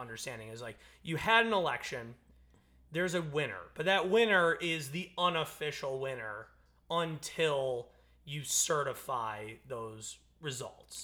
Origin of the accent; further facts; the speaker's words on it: United States; as an American, as the American people